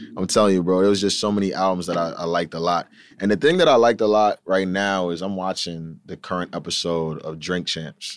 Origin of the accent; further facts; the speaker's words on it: Huntington Station, New York, United States; I'm from Huntington Station